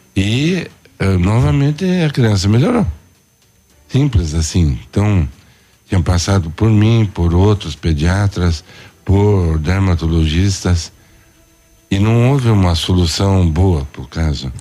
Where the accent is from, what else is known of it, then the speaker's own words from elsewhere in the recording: Curitiba, Paraná, Brazil; moved away as an adult; Eu nasci em Curitiba, fiz a eh, faculdade em Curitiba, na Federal do Paraná